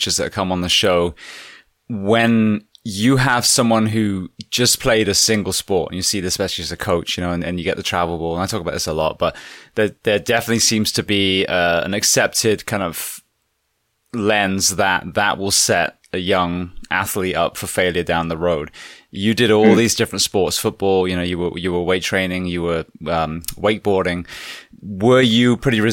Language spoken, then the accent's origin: English; England, United Kingdom; moved away; When I grew up in England